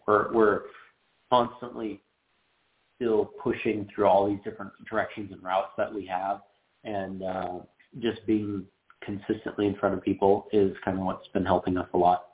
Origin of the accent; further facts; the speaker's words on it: Phoenix, Arizona, United States; we're from Phoenix